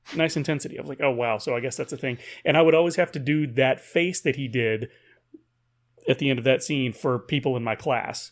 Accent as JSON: {"language": "English", "town": "Paris", "region": "Texas", "country": "United States", "tie": "born or raised there", "said": "growing up in Paris, Texas"}